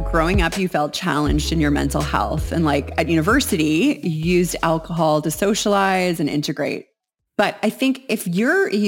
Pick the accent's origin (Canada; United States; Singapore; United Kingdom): Canada; Winnipeg, Manitoba; born there; I was born in Winnipeg, Manitoba, and I grew up moving around quite a bit in my childhood and then more again as a teenager.